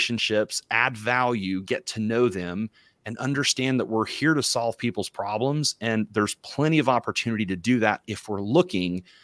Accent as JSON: {"language": "English", "region": "Missouri", "country": "United States", "tie": "born or raised there", "also_born_or_lived": "Dallas, Texas", "moved": "yes", "said": "I grew up in Missouri"}